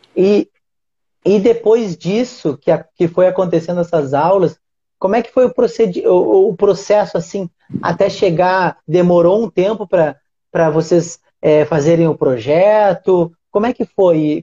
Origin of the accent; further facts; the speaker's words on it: Uruguaiana, Rio Grande do Sul, Brazil; eu sou de uma cidade do interior do Rio Grande do Sul, se chama Uruguaiana.